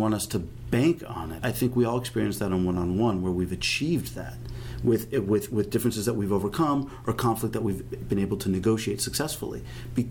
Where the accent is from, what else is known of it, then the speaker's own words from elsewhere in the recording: Los Angeles, California, United States; I grew up in Los Angeles, in the San Fernando Valley, walking barefoot